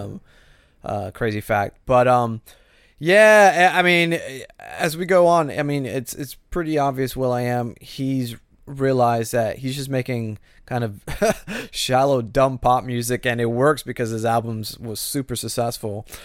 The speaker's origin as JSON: {"language": "English", "region": "Florida", "country": "United States", "tie": "born or raised there", "said": "I grew up in Florida."}